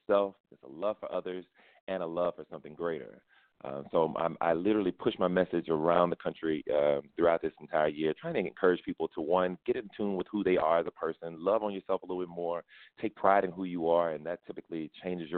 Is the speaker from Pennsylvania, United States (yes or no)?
no; Louisiana, United States; went to New York and represented my home state